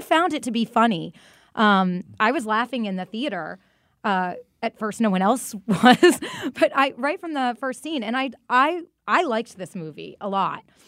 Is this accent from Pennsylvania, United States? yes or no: no; Massachusetts, United States; I'm, I'm from Massachusetts